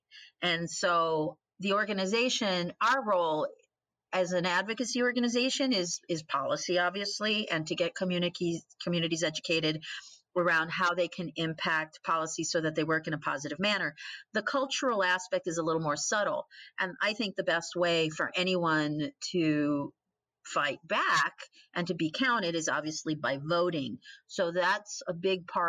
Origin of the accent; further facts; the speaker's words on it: Puerto Rico; moved away; also born or lived in Mexico; I'm Mexican growing up in Puerto Rico